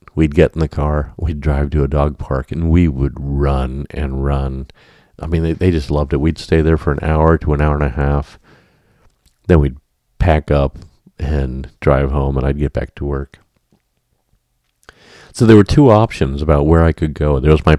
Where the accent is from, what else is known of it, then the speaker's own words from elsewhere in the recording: Lewisburg, Pennsylvania, United States; moved away; also born or lived in Minnesota; I grew up with Jeff in Lewisburg, Pennsylvania.